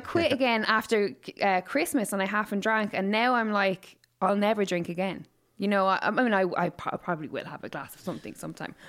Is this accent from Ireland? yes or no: yes; Waterford, Munster, Ireland; now in Dublin, Ireland; I'm obviously from Waterford, so I've lived here for, like, what, sixteen years